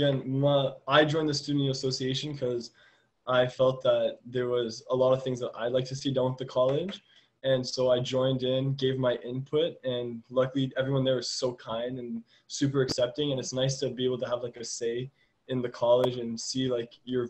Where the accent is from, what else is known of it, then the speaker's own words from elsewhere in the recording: Ottawa, Ontario, Canada; I came from Ottawa, and the area I lived in was not very diversified.